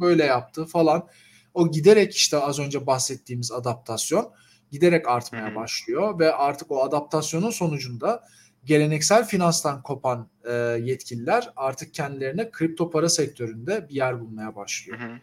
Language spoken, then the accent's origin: Turkish; Turkey; bir Türk olarak